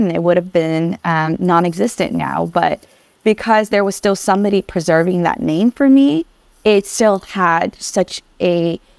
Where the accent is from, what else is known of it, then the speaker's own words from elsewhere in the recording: Vietnam; born there; And so most of my friends now had no idea that I was born in Vietnam